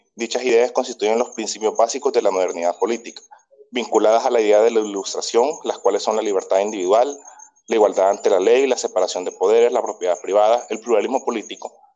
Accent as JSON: {"language": "Spanish", "country": "El Salvador", "said": "yo soy de El Salvador"}